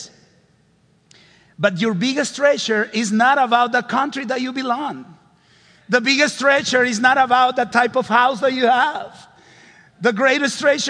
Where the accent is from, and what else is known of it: Honduras; English is a second language